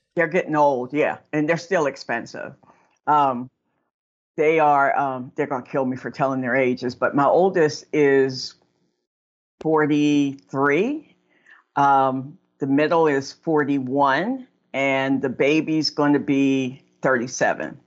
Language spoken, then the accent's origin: English; Aliquippa, Pennsylvania, United States; I'm actually from the Pittsburgh area in a little town called Aliquippa